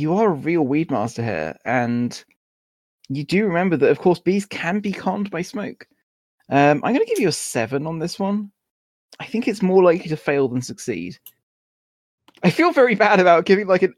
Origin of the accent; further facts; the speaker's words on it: Essex, East of England, United Kingdom; moved away; I grew up in Essex